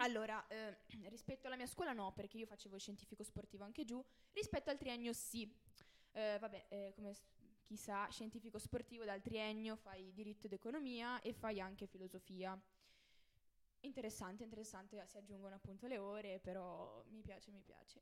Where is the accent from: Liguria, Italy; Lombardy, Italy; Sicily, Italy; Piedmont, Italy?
Liguria, Italy; also born or lived in Turin; sono nata a Torino, eh, trasferita, cioè, non son proprio pura, ligure.